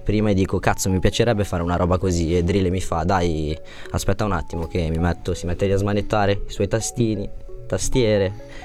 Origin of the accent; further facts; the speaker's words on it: Monza, Lombardy, Italy; now in Cesano Boscone, Italy; Sono di abitavo sono nato a Monza, adesso abito a Cesano Boscone, dove lavoro, praticamente sono di zona lì adesso